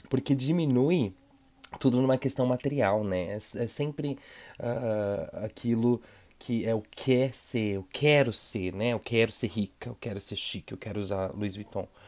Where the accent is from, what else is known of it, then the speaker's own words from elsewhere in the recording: São Paulo, Brazil; Eu tenho 27 anos e eu sou de São Paulo aqui